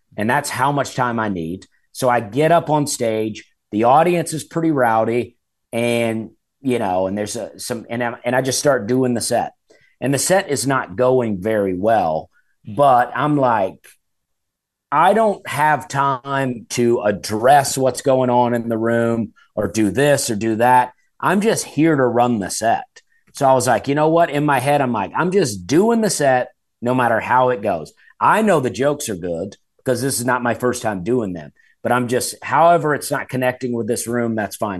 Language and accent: English; Alabama, United States; moved away; I grew up in Alabama, and my dad had wild blackberries growing